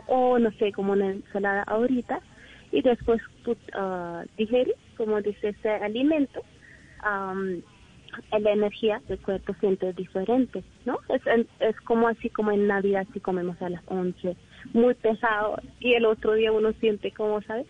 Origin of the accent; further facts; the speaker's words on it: India; Spanish is a second language; moved away as an adult; now in Colombia; yo soy de India.